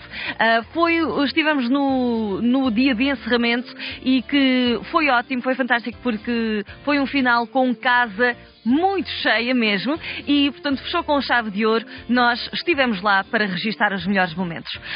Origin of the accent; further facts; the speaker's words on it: near Estarreja, Centro, Portugal; now in Toronto, Canada; fica bem perto da minha terra